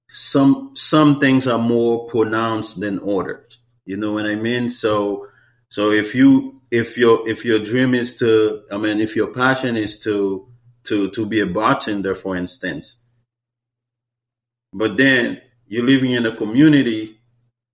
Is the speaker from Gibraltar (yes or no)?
no; Haiti; English is a second language; now in Seattle, United States; So as an immigrant, like for me, as a Haitian